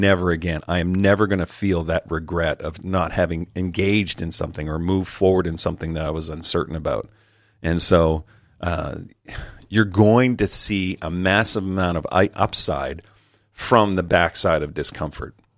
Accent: Calgary, Alberta, Canada; Calgary, my hometown

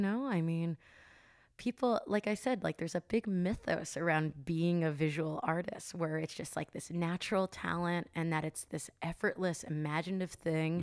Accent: New Jersey, United States; now in California, United States; I'm from New Jersey

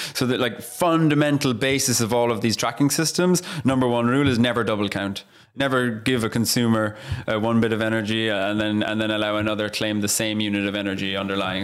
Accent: Ireland; I'm Irish

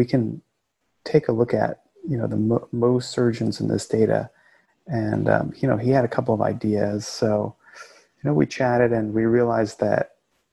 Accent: rural Florida, United States; also born or lived in Queens, New York; I was born in Queens and raised in this rural area of Florida

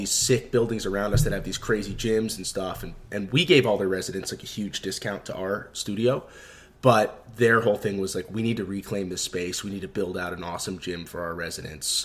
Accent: Maryland outside DC, United States; also born or lived in Washington, D.C.; I grew up in Maryland outside DC, so like DC was home.

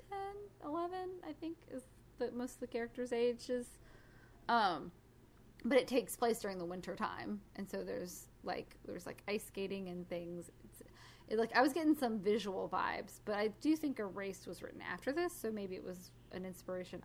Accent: the South, United States; we grew up in the South

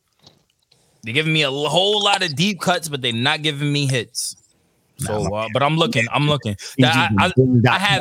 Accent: New York, United States; moved away; we're from New York

